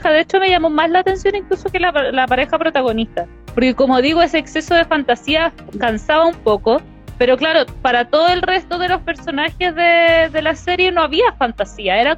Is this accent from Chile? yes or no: yes; Chile; Pero si somos de Chile, no somos de México.